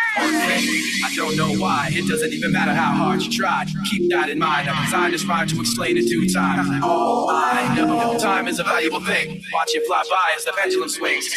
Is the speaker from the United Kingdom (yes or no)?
no; Hays, Kansas, United States; moved away as an adult; I'm from Hayes, Kansas